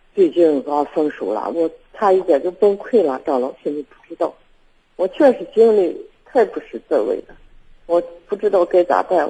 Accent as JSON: {"language": "Chinese", "town": "Baoji", "region": "Shaanxi", "country": "China", "said": "我是保级的嘛"}